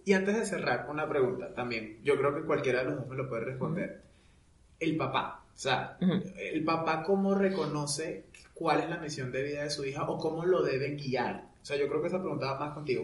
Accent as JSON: {"language": "Spanish", "country": "Venezuela", "moved": "as an adult", "said": "yo en Venezuela, cuando vivía en Venezuela"}